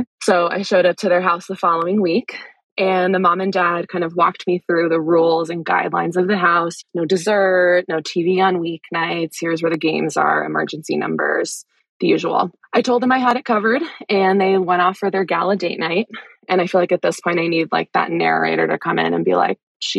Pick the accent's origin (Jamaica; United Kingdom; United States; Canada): United States; Wellesley, Massachusetts; So I grew up just outside of Boston, actually in the town where you got some great hospitality in Wellesley